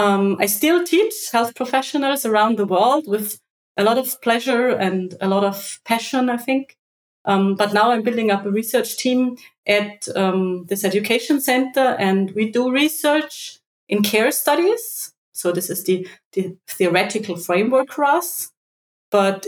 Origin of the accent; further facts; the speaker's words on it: Austria; I wanted to stay in my home country